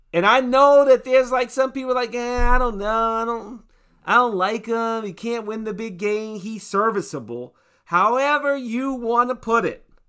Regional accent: United States; I'm American

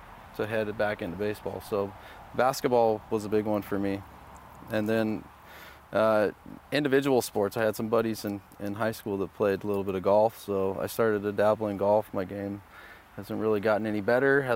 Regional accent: Southern California, United States; growing up in Southern California

